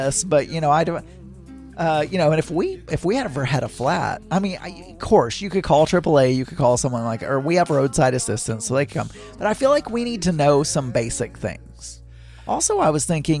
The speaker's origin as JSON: {"language": "English", "region": "the South", "country": "United States", "tie": "born or raised there", "said": "when we were growing up in the South"}